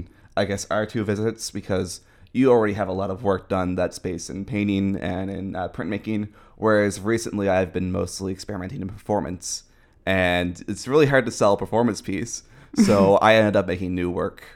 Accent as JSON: {"language": "English", "region": "Newfoundland and Labrador", "country": "Canada", "said": "Yes, I'm from Newfoundland."}